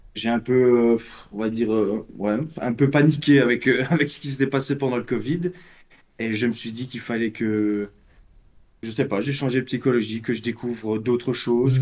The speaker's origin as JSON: {"language": "French", "country": "Belgium", "said": "Je suis de Belgique, moi"}